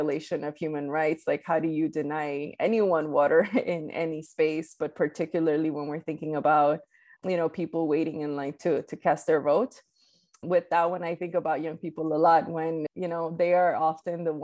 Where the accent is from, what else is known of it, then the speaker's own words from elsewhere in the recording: New York City, New York, United States; English is a second language; also born or lived in Colombia; I was born in Colombia and I grew up undocumented in Queens and New York City